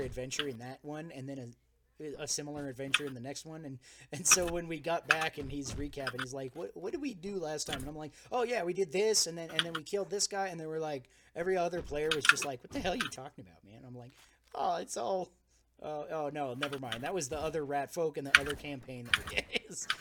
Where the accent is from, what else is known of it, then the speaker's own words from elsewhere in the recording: United States; I am the American